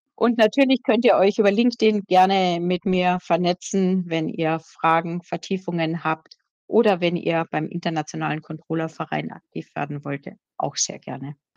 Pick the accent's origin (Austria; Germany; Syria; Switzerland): Austria; accent: Austrian; ich sage jetzt österreichisch, ne, weil ich bin Österreicherin